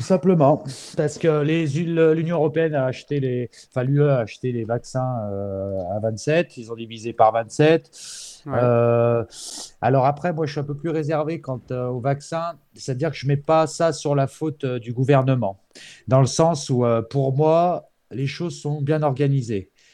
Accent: France; je suis français, je parle de mon pays

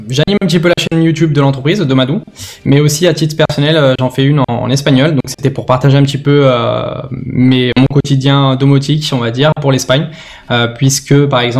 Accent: Lyon, Auvergne-Rhône-Alpes, France; je suis originaire de Lyon.

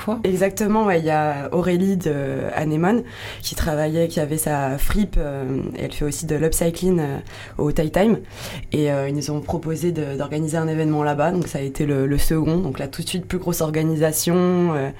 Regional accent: Lyon, Auvergne-Rhône-Alpes, France; moved away as an adult; now in Landes, France; je suis de Lyon de base

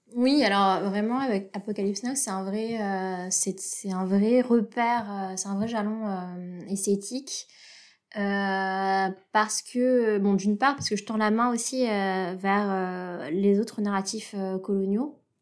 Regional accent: Antananarivo, Analamanga, Madagascar; je suis née à Madagascar et j'ai fait mon cursus scolaire dans le, dans le système français de l'étranger au lycée français de Tananarive

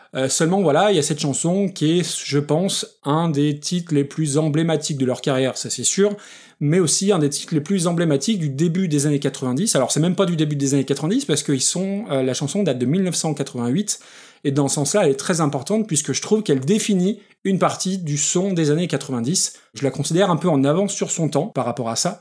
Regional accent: France; moi, en tant que français, avec un très très mauvais accent anglais

